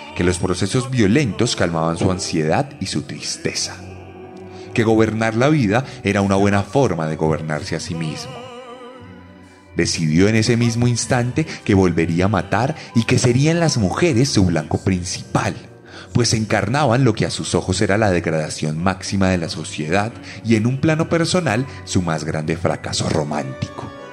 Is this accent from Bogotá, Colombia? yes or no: yes; Bogotá, Colombia; las voces que cada día se levantan más en mi ciudad y en Colombia entera.